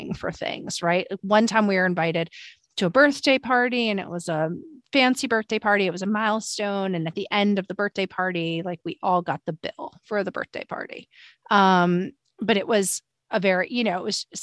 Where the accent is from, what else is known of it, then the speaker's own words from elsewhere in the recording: New York, United States; as a New Yorker